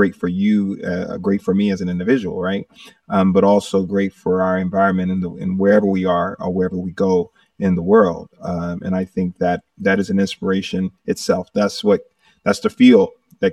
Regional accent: Manchester, Georgia, United States; I'm originally from a little town called Manchester, Georgia. I'm one of eight children, five boys, three girls, and I'm in the middle. And we grew up doing music in the backyard

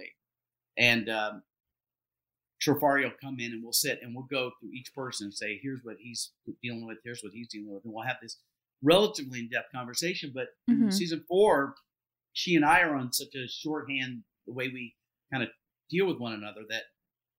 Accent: Deep South, United States; I'm Southern, like I was raised in the Deep South

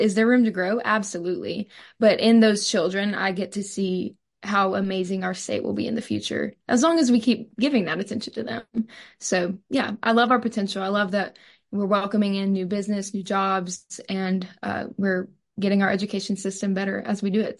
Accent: Purvis, Mississippi, United States; I'm from Purvis, Mississippi

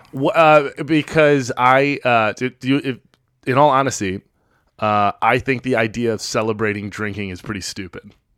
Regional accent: Chicago, Illinois, United States

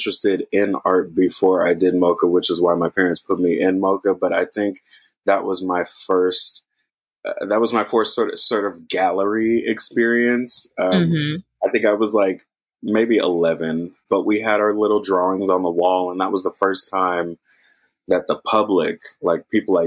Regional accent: Oakland, California, United States; also born or lived in Berkeley; I'm from Oakland. I grew up in the Bay Area, mostly to Oakland and Berkeley

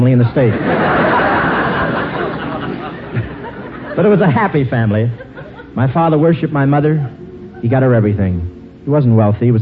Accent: Cleveland, Ohio, United States; moved away; go back to Cleveland to see my folks

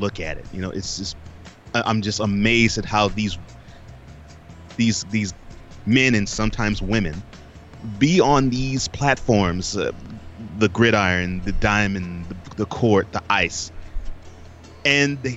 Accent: Houston, Texas, United States; I grew up in Houston.

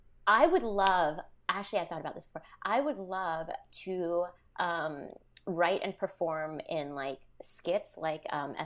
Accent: London, United Kingdom; born there; I was born in London, but my grandma lived with us when we were growing up to the age of 10. So I can Gujarati.

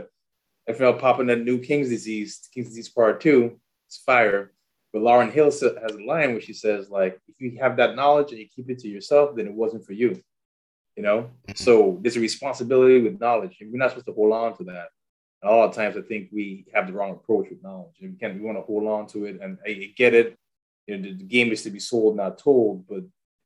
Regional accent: U.S. Virgin Islands; now in Nashville, United States; I am originally from St. Thomas, U.S. Virgin Islands. Been here in Nashville for about, let's say, 17, 18 years.

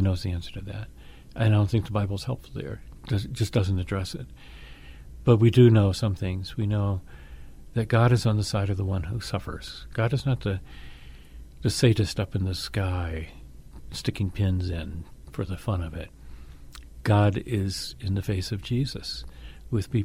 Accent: Atlanta, Georgia, United States; I grew up in Atlanta, Georgia

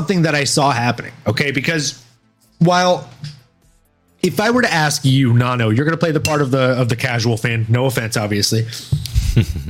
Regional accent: the South, United States; growing up in the South

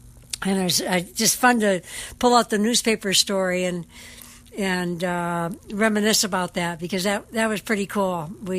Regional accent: Detroit, Michigan, United States; now in Waikoloa Village, United States; Detroit being my hometown.

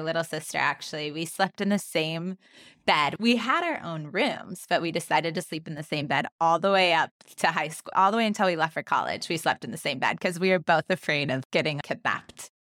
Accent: California, United States; growing up in California, there was rattlesnakes

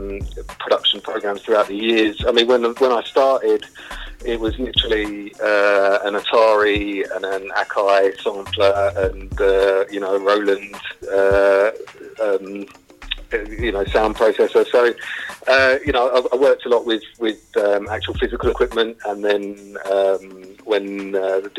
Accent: London, United Kingdom; I grew up in Camden in North London

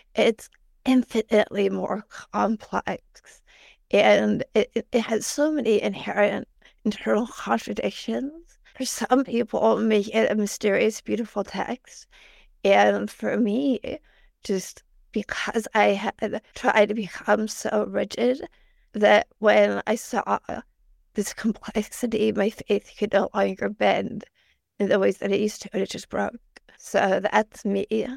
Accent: Northeastern Ohio, United States; I grew up in Northeastern Ohio

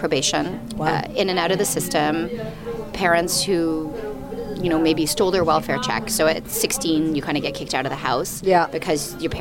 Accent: Toronto, Ontario, Canada; I'm from Toronto

